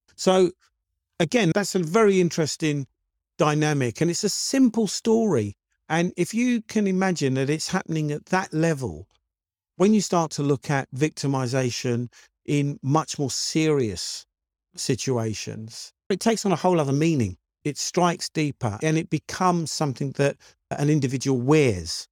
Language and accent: English; United Kingdom; I'm black British